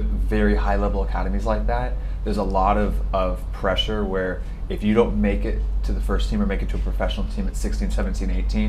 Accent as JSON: {"language": "English", "town": "Portland", "country": "United States", "tie": "born or raised there", "said": "when I was growing up in Portland, we didn't even have academies when I was growing up until I turned 16"}